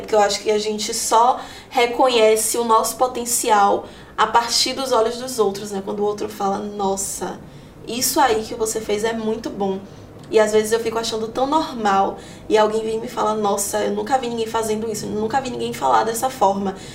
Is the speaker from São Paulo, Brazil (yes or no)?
no; Salvador, Bahia, Brazil; sou de Salvador, né? Nasci aqui, já morei em vários lugares, em várias periferias de Salvador